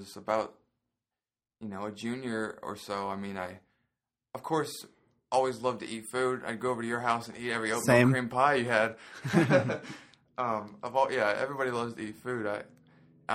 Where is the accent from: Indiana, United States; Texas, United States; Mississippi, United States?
Indiana, United States; Lebanon; moved away as an adult; also born or lived in Tulsa, Oklahoma; now in Indianapolis, United States; I was born there and then I lived in Lebanon most of my life. I'm pretty much from Lebanon